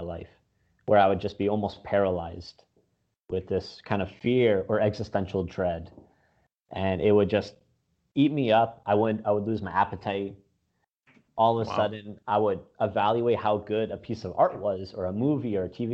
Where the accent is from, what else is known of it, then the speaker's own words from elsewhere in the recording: Windsor, Ontario, Canada; also born or lived in Bosnia; now in Toronto, Canada; I grew up in Windsor